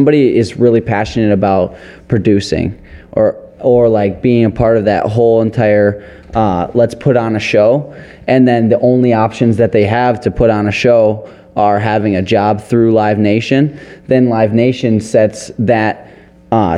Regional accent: Detroit, Michigan, United States; We're from Detroit

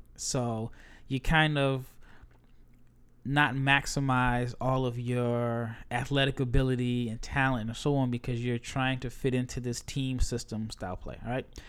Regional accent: United States; as an American

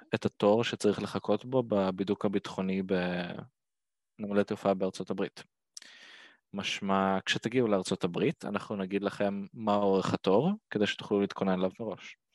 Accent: Ashdod, Southern District, Israel

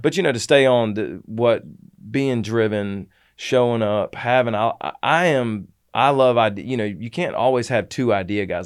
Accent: Atlanta, Georgia, United States; moved away; I'm from Atlanta

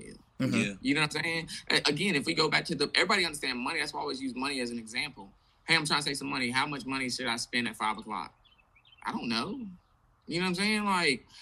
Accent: Indianapolis, Indiana, United States; also born or lived in Atlanta; now in Charlotte, United States; I'm originally from Indianapolis, but I moved here from Atlanta.

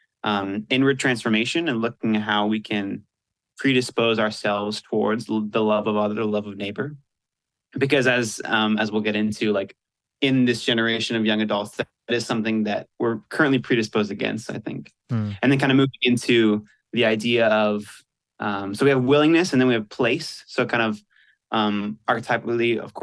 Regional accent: Asheville, North Carolina, United States; moved away as an adult; now in Virginia, United States; I grew up in Asheville, North Carolina

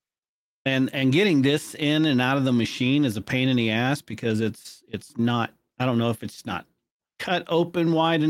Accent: United States; I'm an American

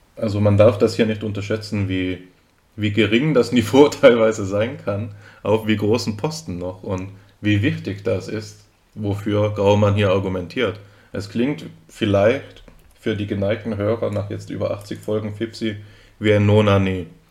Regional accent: Austria; now in Germany; ich bin ja, bin ja Österreicher, muss, das muss man dazu sagen, falls man es nicht hört

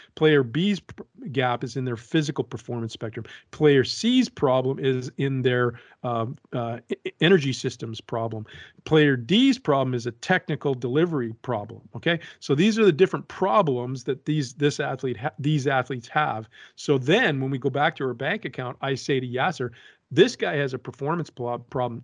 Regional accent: Canada; I'm a Canadian with parents of Francophone descent

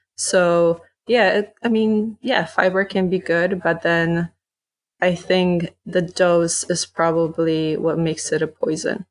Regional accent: Poland; now in United States; growing up in Poland

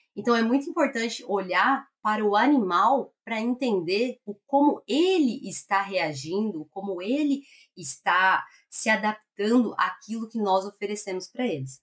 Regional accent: Greater São Paulo, Brazil; moved away as an adult; also born or lived in Londrina; eu sou nascida e criada em São Paulo, Grande São Paulo

